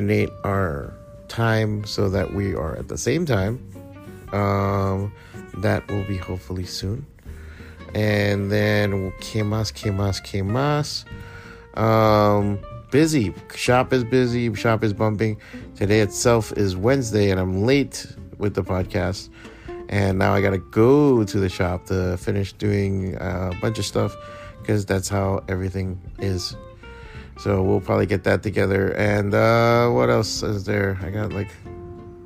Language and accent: English; Hialeah, Florida, United States; I'm born and raised in Hialeah.